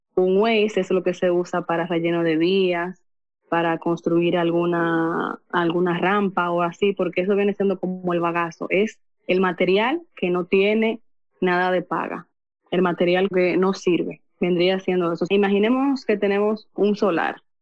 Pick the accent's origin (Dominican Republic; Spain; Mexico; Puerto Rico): Dominican Republic; Cotuí, Sánchez Ramírez; Soy de República Dominicana, provincia de Sánchez Ramírez, municipio de Cotuí.